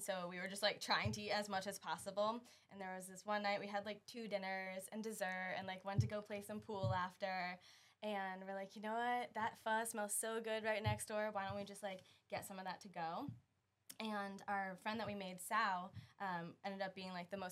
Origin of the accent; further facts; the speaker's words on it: Connecticut, United States; moved away as an adult; now in St. Petersburg, United States; I'm originally from Connecticut, and I moved down here to go to college